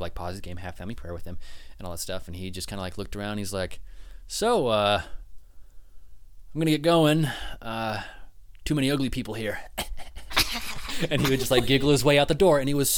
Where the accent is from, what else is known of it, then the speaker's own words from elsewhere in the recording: West Jordan, Utah, United States; born there; I was like, no, I was born in Utah, West Jordan.